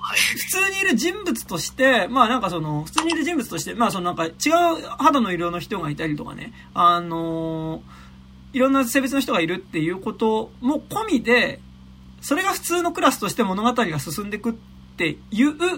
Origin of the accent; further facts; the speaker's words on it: Japan; 日本に住んでる俺ら、日本で生まれた俺らからすると